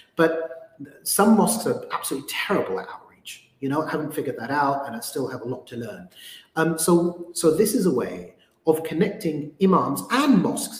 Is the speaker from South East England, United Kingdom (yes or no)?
no; London, United Kingdom; a British Muslim growing up in London